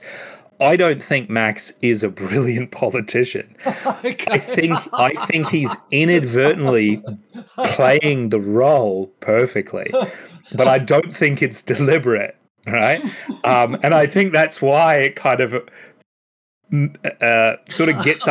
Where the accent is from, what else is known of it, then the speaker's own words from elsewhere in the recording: Queensland, Australia; knowing Queensland, I'm a Queenslander